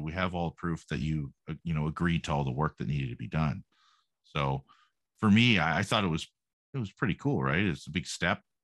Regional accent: Canada; being Canadian

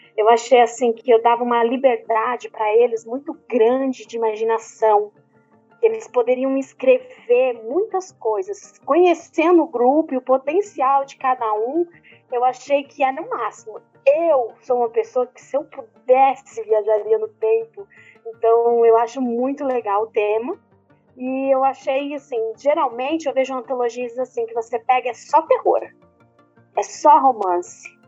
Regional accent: São Paulo, Brazil; sou paulista, paulistana

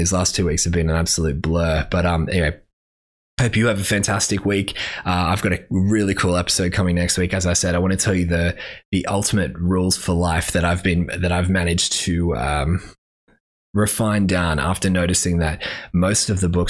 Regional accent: Brisbane, Queensland, Australia; because I'm from Brisbane, and therefore I kind of win

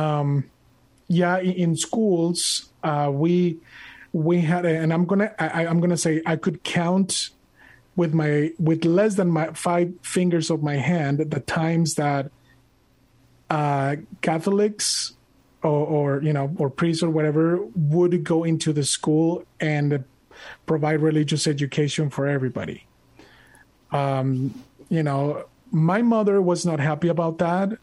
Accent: Monterrey, Nuevo León, Mexico; moved away; I was born and raised in Monterrey, Mexico.

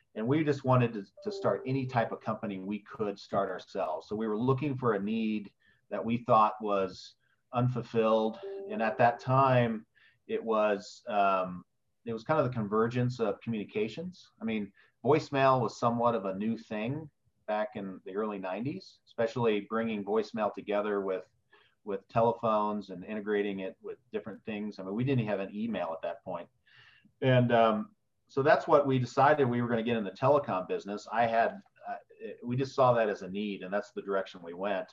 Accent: West Lafayette, Indiana, United States; also born or lived in Wales / Bloomington, Indiana; I grew up in Indiana. My uh, grew up on Purdue University's campus

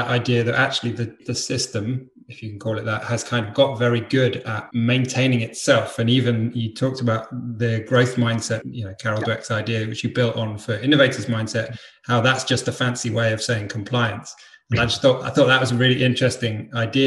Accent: East of England, United Kingdom; In the UK, in the east of England.

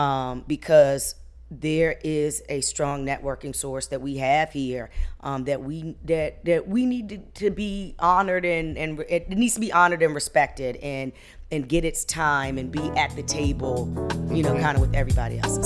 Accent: Hampton, Virginia, United States; I was raised on Hampton Institute's grounds

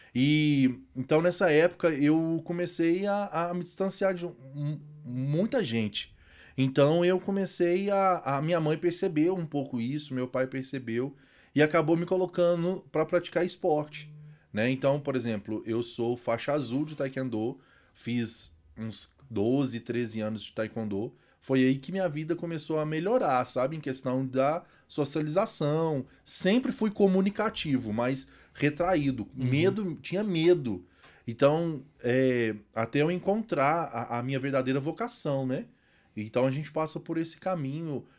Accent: Itaúna, Minas Gerais, Brazil; Sou natural de Itaúna, como vocês falaram, fica aqui uns, uns 80 quilômetros, mais ou menos, da capital

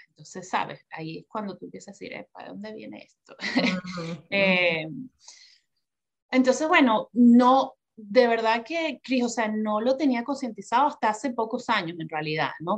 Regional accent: Venezuela; moved away as an adult; now in New York, United States; yo nací y crecí en Venezuela

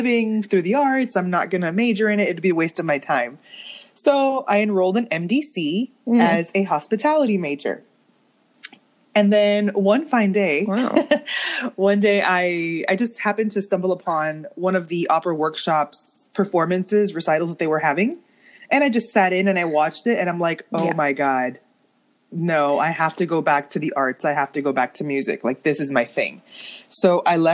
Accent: Miami, Florida, United States; I'm from Miami

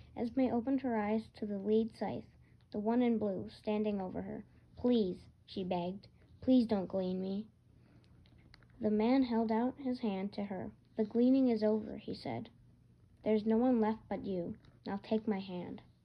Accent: Michigan, United States; I'm from Michigan

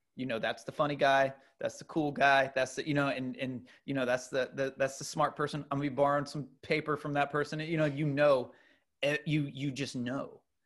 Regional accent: United States; as an American

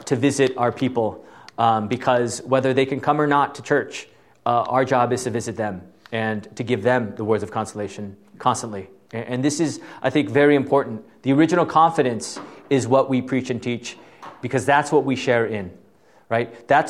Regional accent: Southern California, United States; moved away as an adult; also born or lived in Fort Wayne; I was from Southern California

